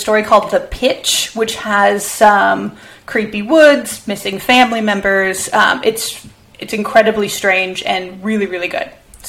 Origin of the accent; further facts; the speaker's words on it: Minnesota, United States; the little tiny town I grew up in Minnesota. So it's about as far from the sea as you can get.